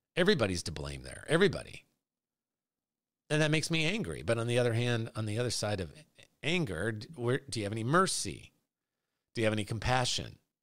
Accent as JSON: {"language": "English", "country": "United States", "tie": "born or raised there", "said": "I'm a Christian who, by God's grace, was born and raised and still lives in the United States of America."}